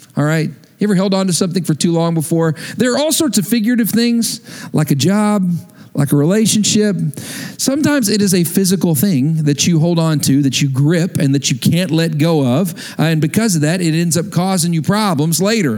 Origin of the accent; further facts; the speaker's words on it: West Texas, United States; moved away; I grew up in West Texas, there was hardly any water